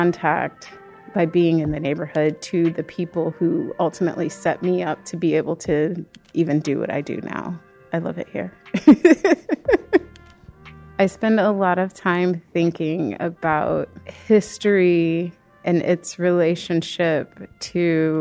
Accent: Peoria, Illinois, United States; moved away as an adult; also born or lived in California; now in Chicago, United States; I was born and raised in Peoria, Illinois, the heart of Illinois, but I've been in Chicago for the past 15 years

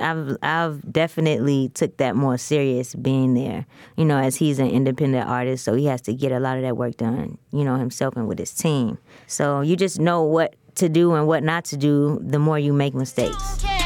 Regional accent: Chicago, Illinois, United States; I'm from the west side of Chicago

